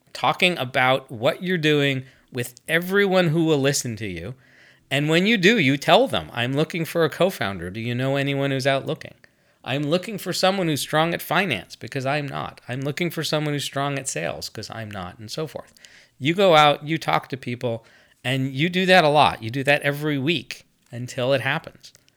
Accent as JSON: {"language": "English", "country": "United States", "said": "I'm American"}